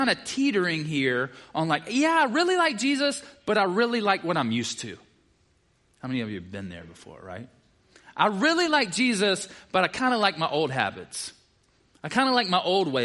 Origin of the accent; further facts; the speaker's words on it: the South, United States; I'm from the South